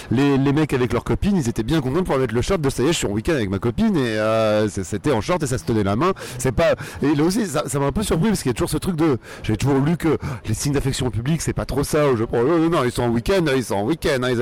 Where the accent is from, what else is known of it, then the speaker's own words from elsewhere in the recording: Conflans-Sainte-Honorine, Île-de-France, France; also born or lived in Argenteuil; now in Paris, France; J'ai grandi près d'Argenteuil, puis dans les Yvelines à Conflans-Sainte-Honorine. Vraiment des banlieues tout à fait normales, c'est-à-dire ni, ni, ni mauvaises ni bonnes, vraiment tout à fait banales et sans aucun intérêt.